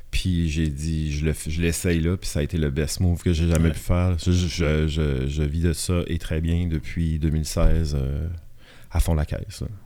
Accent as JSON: {"language": "French", "town": "Shippagan", "region": "New Brunswick", "country": "Canada", "tie": "born or raised there", "accent": "Acadian (Baie des Chaleurs, close to Gaspésie)", "moved": "as an adult", "said": "j'ai grandi dans la péninsule acadienne, dans une petite ville qui s'appelle Chipagan de 0 à 21 ans"}